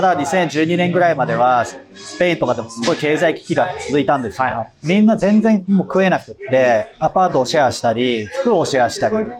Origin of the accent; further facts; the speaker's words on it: Japan; moved away as an adult; now in Paris, France; 自分がどういう国で本当に育ってきたのか